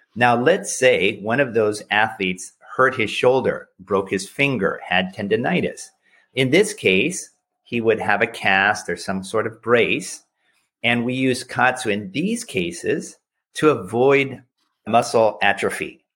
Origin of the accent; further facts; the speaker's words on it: United States; as an American